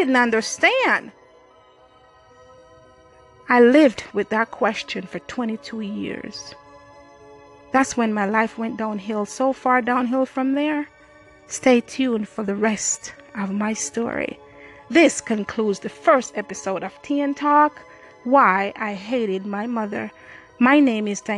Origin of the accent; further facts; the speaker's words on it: Jamaica; moved away as an adult; now in United States; I grew up in Jamaica. I came to the U.S. at age 20